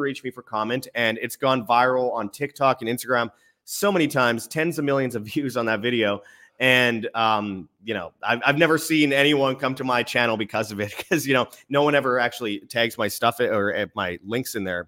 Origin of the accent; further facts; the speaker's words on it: Winnipeg, Manitoba, Canada; moved away; I was in my hometown of Winnipeg